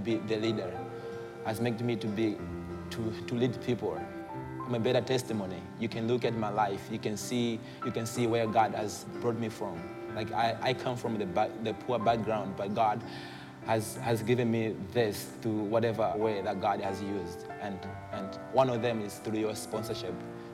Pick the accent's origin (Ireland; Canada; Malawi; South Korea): Malawi; I come from Malawi, and this is in Africa